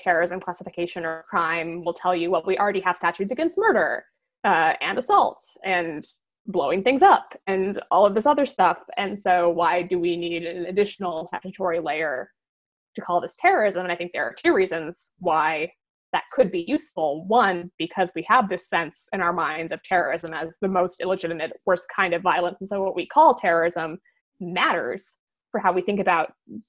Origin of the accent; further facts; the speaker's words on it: Nebraska, United States; moved away; I'm from Nebraska originally